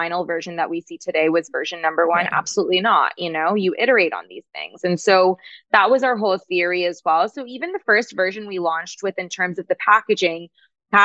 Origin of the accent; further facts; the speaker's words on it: Toronto, Ontario, Canada; moved away; we were back in Canada back then because we're from Toronto